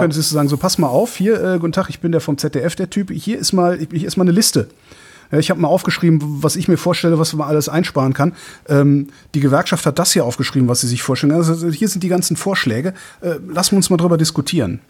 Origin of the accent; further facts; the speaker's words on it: Cologne, North Rhine-Westphalia, Germany; ist meine Heimatstadt. Ich bin Kölner